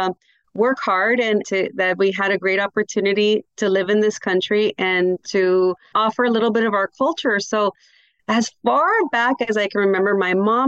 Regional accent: Los Angeles, California, United States; also born or lived in Guanajuato, Mexico; I was born in Guanajuato, Mexico. My family migrated to the U.S. in 1979, so we've been here for quite a while. I grew up in El Sereno

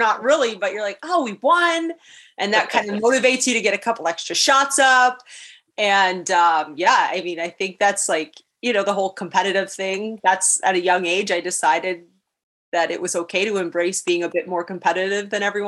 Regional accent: Niagara Falls, Ontario, Canada; I've had a newfound appreciation for the beauty of my hometown

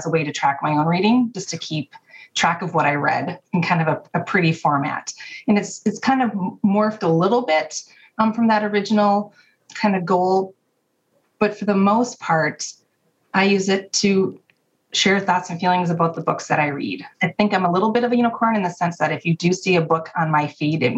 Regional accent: Minnesota, United States; moved away as an adult; now in Wisconsin, United States; I grew up in Minnesota, went to college at a state school in Wisconsin, and just stayed

